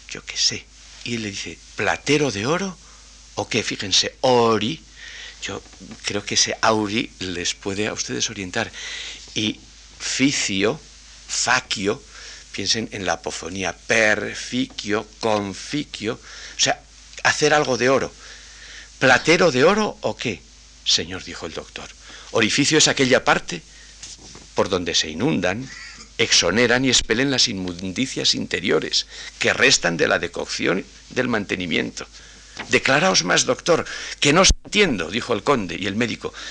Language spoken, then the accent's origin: Spanish; a village on the Castilian plain, Castile, Spain; en mi pueblo, que es como Unamuno reflejaba la llanura castellana, llano como la palma de la mano